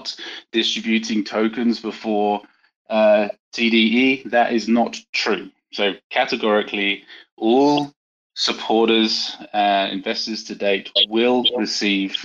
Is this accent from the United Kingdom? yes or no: yes; United Kingdom; being a Brit and a German